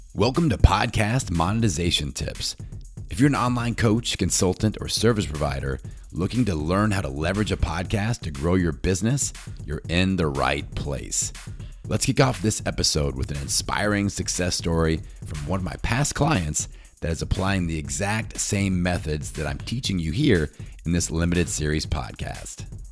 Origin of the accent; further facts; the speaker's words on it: Bloomington, Indiana, United States; my hometown in Bloomington, Indiana